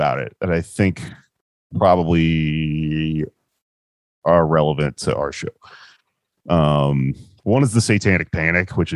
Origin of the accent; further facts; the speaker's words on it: Houston, Texas, United States; I'm from Houston